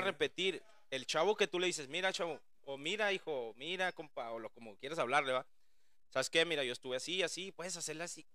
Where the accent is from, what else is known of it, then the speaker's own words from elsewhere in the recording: Ciudad Juárez, Chihuahua, Mexico; un equipo que pues realmente es de mi ciudad